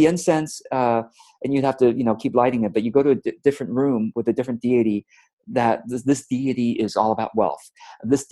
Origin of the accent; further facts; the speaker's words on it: Orange County, California, United States; also born or lived in Taipei, Taiwan; We immigrated to the States from Taiwan to the United States when I was about 7 years old. And so once I got here, we shortly moved to Orange County, California